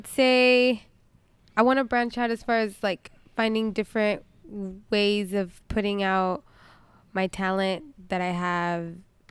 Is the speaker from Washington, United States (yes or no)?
no; Roseville, California, United States; born there; I was born in Roseville.